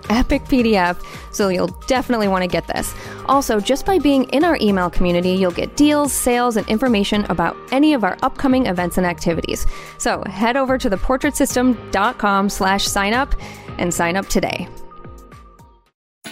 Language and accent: English; Midwest, United States; I'm from the Midwest